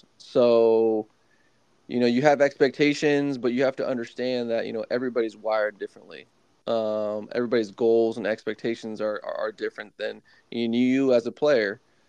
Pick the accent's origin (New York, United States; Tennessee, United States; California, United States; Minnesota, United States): California, United States; Martinez; also born or lived in Oregon; I started off growing up in the Bay Area and the East Bay in the Martinez area.